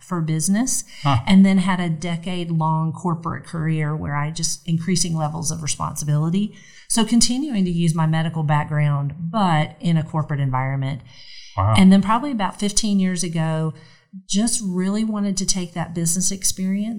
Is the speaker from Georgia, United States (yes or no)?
yes; Gainesville, Georgia, United States; also born or lived in Atlanta, Georgia; I grew up in Gainesville, Georgia, which is about an hour north of here